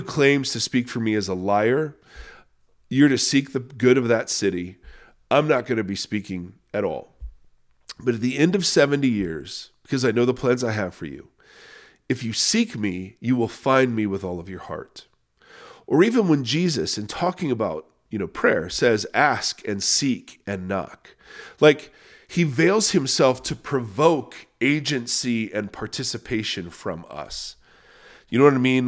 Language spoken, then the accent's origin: English; Canada; I'm Canadian